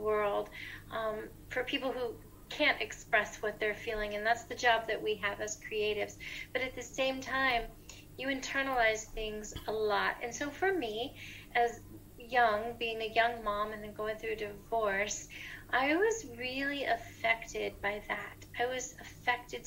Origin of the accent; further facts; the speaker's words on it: Tampa, Florida, United States; moved away as an adult; now in Nashville, United States; I'm originally from Florida, Tampa Bay, Florida in the USA. And I moved to Nashville, Tennessee about 16, 17 years ago